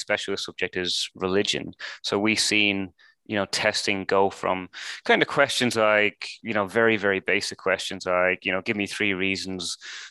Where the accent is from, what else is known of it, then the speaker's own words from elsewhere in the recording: Ireland; moved away as an adult; now in United Kingdom; I'm from Ireland